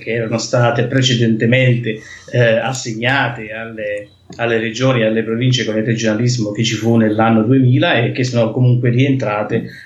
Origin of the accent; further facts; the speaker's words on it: Basilicata, Italy; now in Calabria, Italy; sono Lucano Lucano